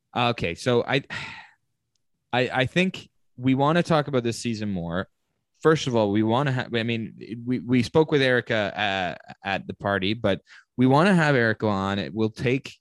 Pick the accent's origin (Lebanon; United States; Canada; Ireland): Canada; I am Canadian